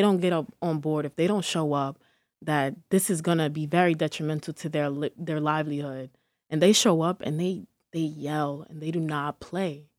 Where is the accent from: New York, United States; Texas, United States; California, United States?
New York, United States; Peekskill; also born or lived in Harlem, New York; I'm from Peekskill, New York, but also I, I, I do claim Harlem. Um, I've, I've been between the two, like, my entire life